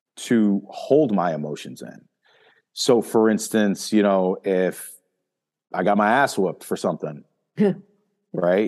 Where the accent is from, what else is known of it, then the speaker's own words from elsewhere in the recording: Northeast, United States; me growing up in the Northeast